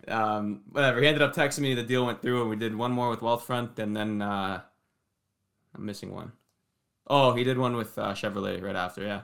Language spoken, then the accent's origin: English; Toronto, Ontario, Canada; I'm from, uh, Toronto, Ontario, but born and raised here